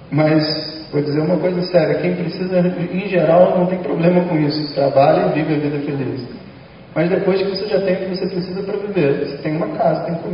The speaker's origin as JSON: {"language": "Portuguese", "region": "Rio de Janeiro", "country": "Brazil", "tie": "born or raised there", "said": "Eu moro no Rio de Janeiro que é onde eu nasci, e eu acho que uma pessoa deve viver onde ela nasceu."}